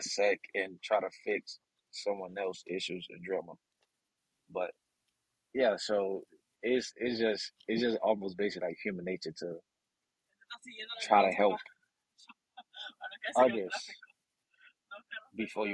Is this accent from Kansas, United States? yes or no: no; Miami, Florida, United States; I'm from Miami.